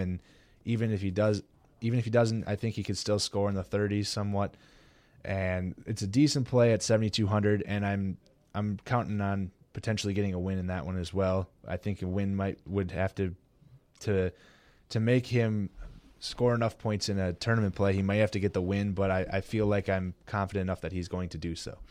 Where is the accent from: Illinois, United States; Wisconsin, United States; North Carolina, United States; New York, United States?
Wisconsin, United States; Milwaukee; my hometown team here, Milwaukee